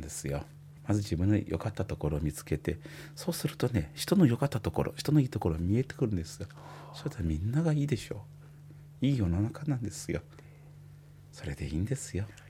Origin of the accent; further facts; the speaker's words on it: China; Japanese is a second language; moved away as an adult; also born or lived in Osaka, Japan; now in Japan; 私のふるさとと私の妻のふるさとはまあ離れて2,000キロ以上